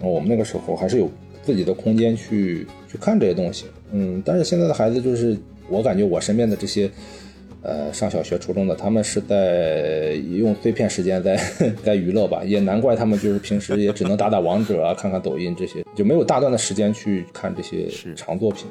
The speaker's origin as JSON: {"language": "Chinese", "region": "northern China", "country": "China", "said": "我也是北方人哈"}